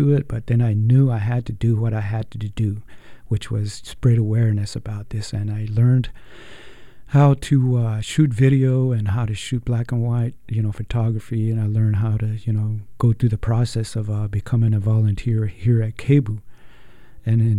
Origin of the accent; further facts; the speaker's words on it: Shiprock, New Mexico, United States; moved away; back in New Mexico, where I grew up in Shiprock, New Mexico